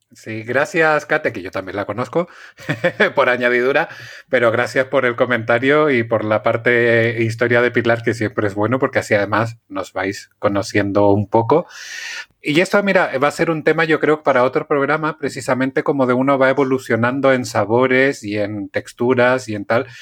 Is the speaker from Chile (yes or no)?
yes; Chile; now in Spain; de pequeño, había un programa en Chile que era Cocinando con Mónica